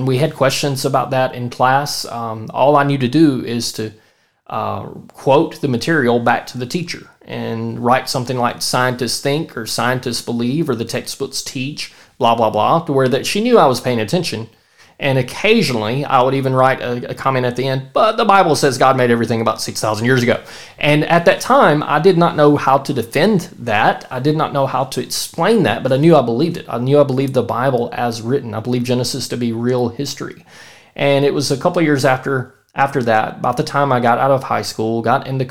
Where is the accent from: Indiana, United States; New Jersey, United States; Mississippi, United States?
Mississippi, United States; Central; I'm from Central Mississippi